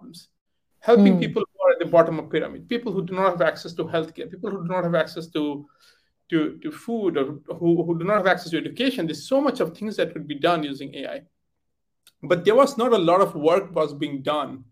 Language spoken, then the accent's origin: English; India; moved away as an adult; also born or lived in United Kingdom; I come from origin from India, but I left India many years ago, like I think 18 years ago